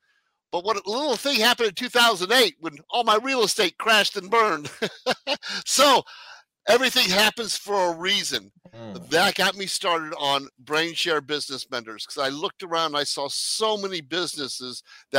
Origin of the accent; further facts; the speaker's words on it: Arnold, Missouri, United States; also born or lived in France / South Korea; I was born in France, raised in Arnold, Missouri. Grew up in South Korea and live in the middle of Silicon Valley